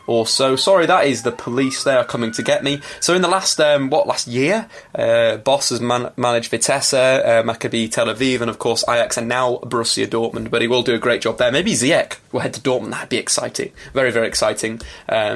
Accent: Manchester, North West England, United Kingdom; my hometown

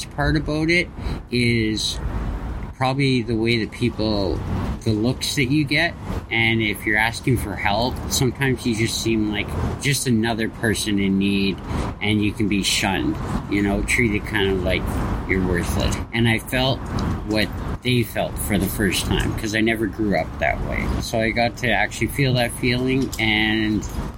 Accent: Kelowna, British Columbia, Canada; moved away as an adult; now in Vancouver, Canada; I'm from Kelowna, BC

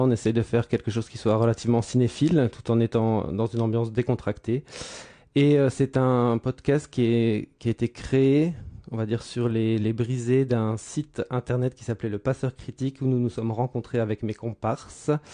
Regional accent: France; now in Brussels, Belgium; J'habite Bruxelles, je ne suis ah pas bruxellois. Enfin bon, si je suis bruxellois. Je suis français

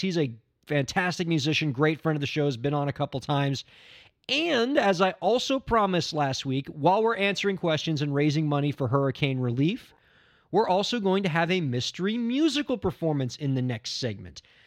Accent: Miami, Florida, United States; My hometown, Miami, Florida

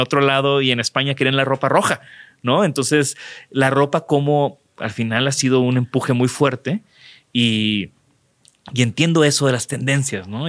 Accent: Mexico; como buenos mexicanos

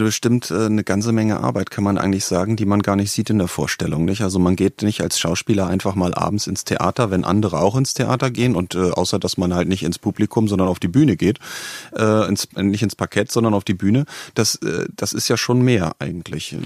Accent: Northern Germany, Germany; ich komme aus Norddeutschland

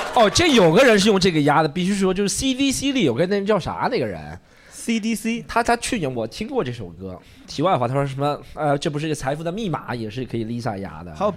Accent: Shanghai, China; 我是上海长大的

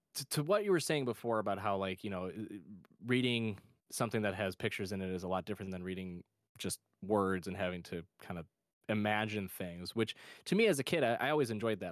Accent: Michigan, United States; my home state of Michigan

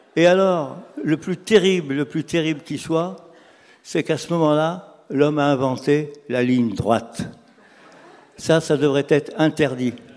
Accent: Lyon, Auvergne-Rhône-Alpes, France; je suis lyonnais

